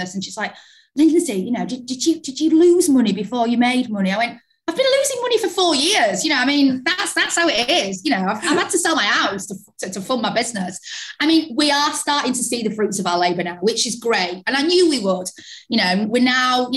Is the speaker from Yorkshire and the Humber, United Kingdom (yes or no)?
yes; Yorkshire and the Humber, United Kingdom; also born or lived in London; I moved back to Yorkshire from London, and I was in an office in London working for an agency, when I moved back home